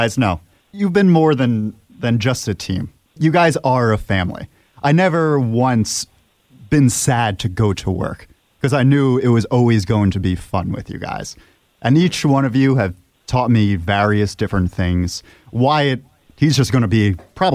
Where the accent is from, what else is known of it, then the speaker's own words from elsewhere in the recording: Monroe, New York, United States; My hometown is the birthplace of Helvita, Monroe, New York